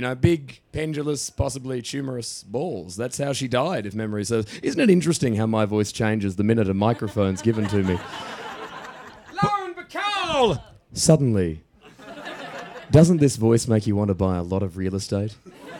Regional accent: Australia; I'm Australian, I went to drama school.

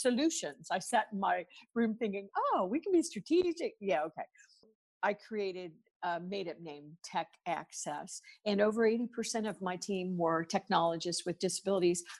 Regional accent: United States; I'm obviously from the United States, and I come from what we call corporate America

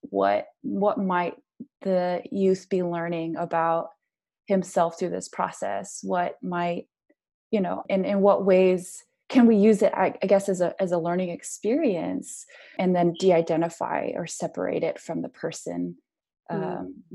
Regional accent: United States; us as Asian Americans

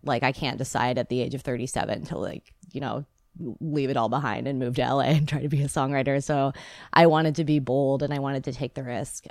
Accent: Bay Area, California, United States; moved away as an adult; also born or lived in Seattle, Washington; now in Los Angeles, United States; I was born in the Bay Area, and I came to Seattle when I was eighteen years old

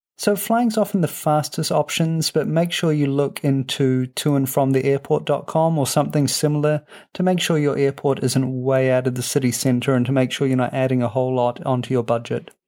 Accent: New Zealand; now in Europe; as a Kiwi

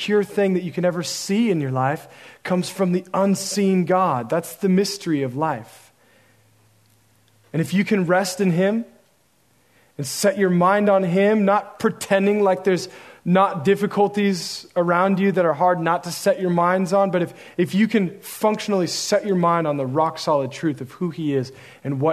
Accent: Oregon, United States; now in San Marcos, United States; I'm from Oregon

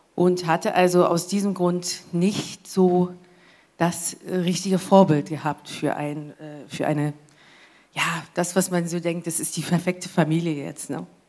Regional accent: England, United Kingdom; German is a second language; moved away as an adult; now in Germany; ich komme ja aus England und da muss ich halt äh, nach Deutschland ziehen, habe ich ja gemacht, deswegen bin ich ja hier

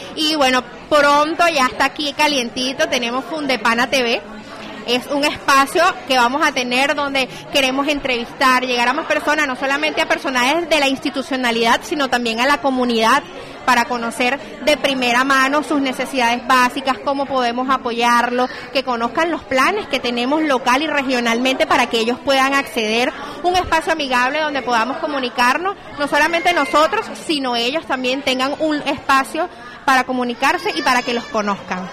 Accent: Venezuela; moved away as an adult; now in Barranquilla, Colombia; soy venezolana, comunicador social. Ya en Barranquilla tengo dos años

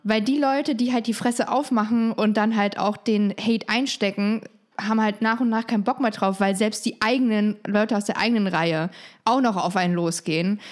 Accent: Frankfurt, Hesse, Germany; also born or lived in East Germany (GDR); Ich bin in Frankfurt groß geworden

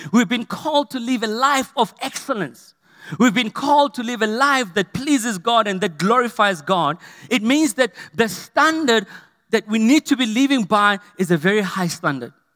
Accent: Potchefstroom, North West, South Africa; when I grew up in Potchefstroom, Ikageng, we had a two-roomed house

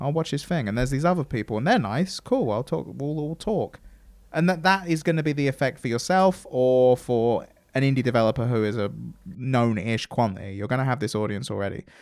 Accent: England, United Kingdom; I'm English

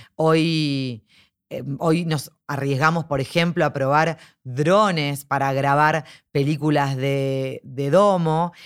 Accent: Argentina; nosotros como argentinos

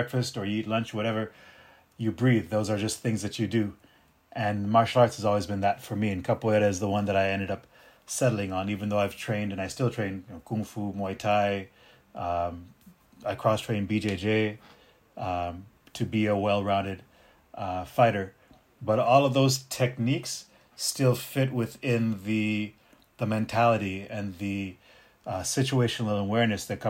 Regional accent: United States; first language Arabic; English is a second language; also born or lived in Tunis, Tunisia / Beirut, Lebanon / Malta; 4 years old, come back to the States just before I turned five. And I've been here since in the U.S. Arabic is my first language

